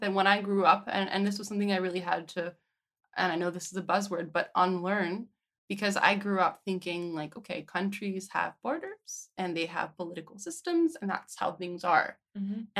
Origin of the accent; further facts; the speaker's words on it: United States; I guess I grew up in the United States under George Bush.